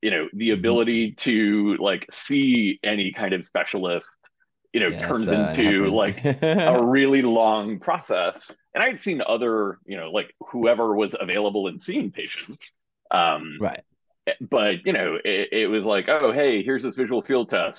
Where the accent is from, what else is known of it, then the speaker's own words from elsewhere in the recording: New York, United States; moved away as an adult; now in Cambridge, United States; I'm originally from New York